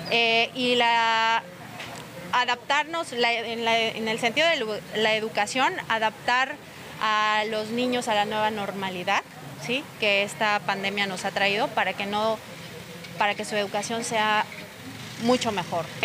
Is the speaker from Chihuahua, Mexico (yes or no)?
no; Tekax, Yucatán, Mexico; now in Solidaridad, Mexico; Soy de Tecash, de Yucatán, pero hace 18 años que vivo aquí. Soy eh, vivo en solidaridad.